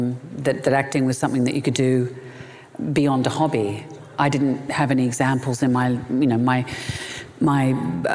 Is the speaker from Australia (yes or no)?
yes; Melbourne, Victoria, Australia; I was born and raised in Melbourne, Australia